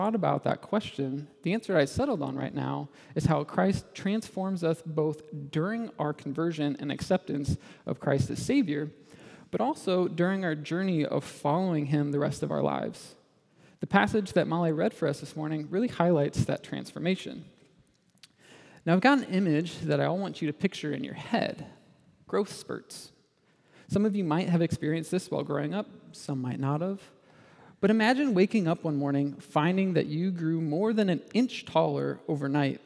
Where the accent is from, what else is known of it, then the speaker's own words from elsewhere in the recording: Indiana, United States; moved away as an adult; also born or lived in Michigan; I grew up in Indiana